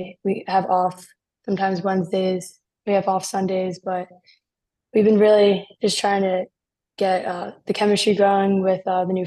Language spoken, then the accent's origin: English; Short Hills, New Jersey, United States; growing up in New Jersey